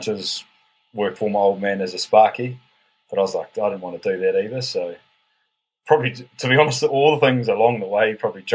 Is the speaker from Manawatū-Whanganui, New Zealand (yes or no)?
yes; Palmerston North, Manawatū-Whanganui, New Zealand; I grew up in Palmy.